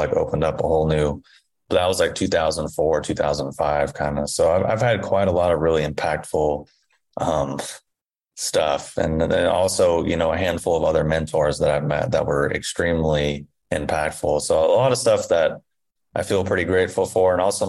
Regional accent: Indiana, United States; also born or lived in Kentucky; where I grew up in Indiana and in Kentucky

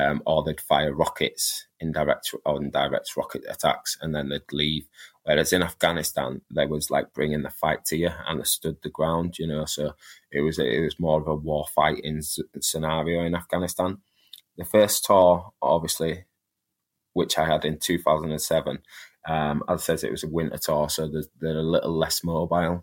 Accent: Leeds, Yorkshire and the Humber, United Kingdom; Growing up where I grew up in Leeds, it was quite rough

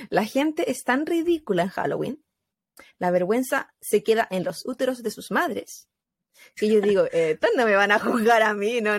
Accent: Mexico; pues si todos somos mexicanos.

